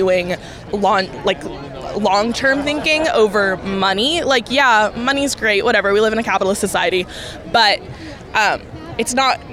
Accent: Fair Oaks, California, United States; I'm 19 and I'm from Fair Oaks

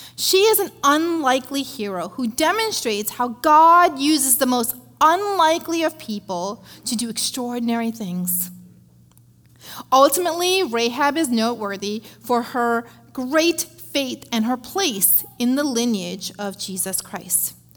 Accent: India; moved away; I grew up in India, uh, being raised by my dad and my grandparents

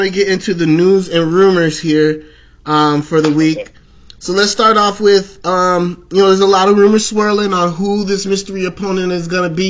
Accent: Chicago, Illinois, United States; I'm a Chicagoan to Chicagoan.

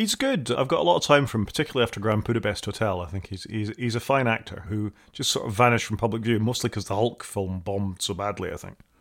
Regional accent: Scotland, United Kingdom; I'm a Scot

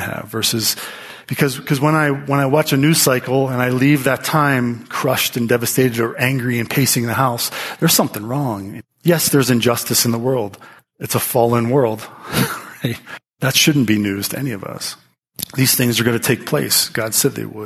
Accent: United States; as Americans, as American Christians

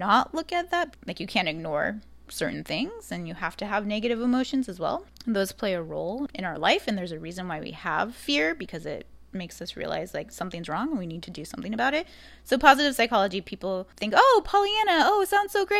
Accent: Arizona, United States; moved away as an adult; also born or lived in New York City / Chicago; I did spend the first 23 years of my life there

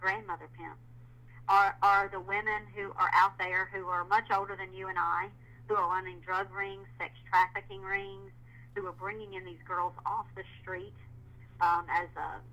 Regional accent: the South, United States; I'm from the South

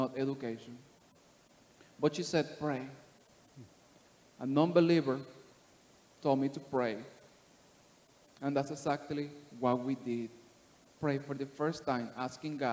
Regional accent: Panama City, Panama; moved away; I'm from Panama City, Panama. I was born and raised in the slums, in the ghetto

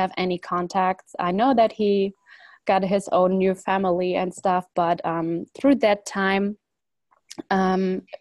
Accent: Germany; also born or lived in Poland; originally I was born in Poland, and but we, let's say when I was 2 or 3 years old, we moved to Germany, and it was me and the whole family

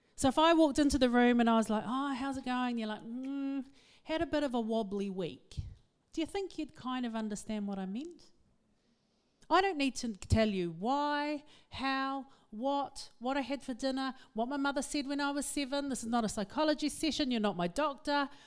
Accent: Auckland, New Zealand; I am from West Auckland

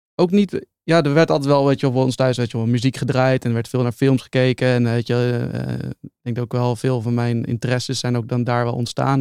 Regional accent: Utrecht, Netherlands; ik ben opgegroeid in Utrecht

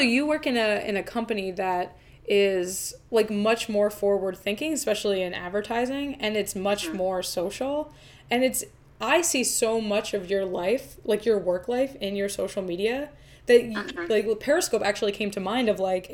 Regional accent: New Jersey, United States; I'm from New Jersey

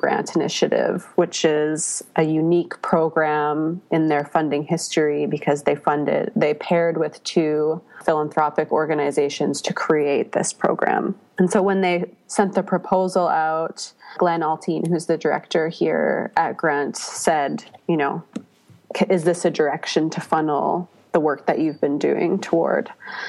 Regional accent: Red Deer, Alberta, Canada; now in Vancouver, Canada; I'm originally from Red Deer, Alberta, and I'm Dutch, French, and Métis. I was definitely not raised within my Métis culture.

